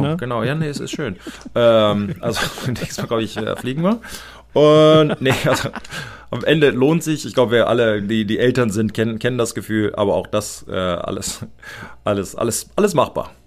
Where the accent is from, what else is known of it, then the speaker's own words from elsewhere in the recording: United States; ich als Amerikaner